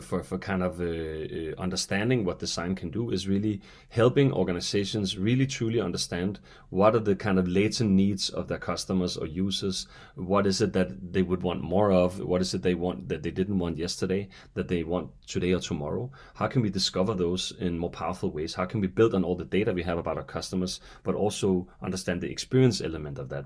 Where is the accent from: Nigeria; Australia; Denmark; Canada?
Denmark; I hail from Denmark